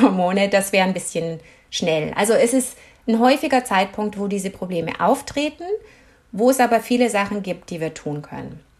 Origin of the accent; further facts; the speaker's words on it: Germany; moved away as an adult; also born or lived in United States; now in Canada; ich bin Deutsche.